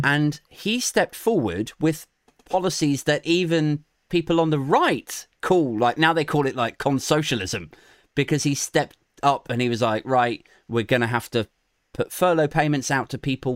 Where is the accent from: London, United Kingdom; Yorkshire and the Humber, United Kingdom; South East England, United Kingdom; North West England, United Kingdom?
South East England, United Kingdom; Maidenhead; I'm from Maidenhead, which is like Theresa May's constituency.